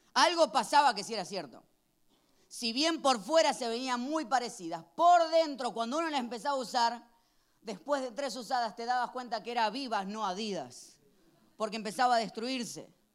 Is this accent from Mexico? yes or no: no; Argentina; Cuando era chiquito en Argentina